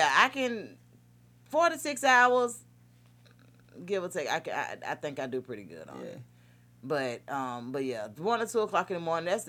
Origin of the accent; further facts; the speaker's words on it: Atlanta, Georgia, United States; So it's like, look, I'm here from Atlanta.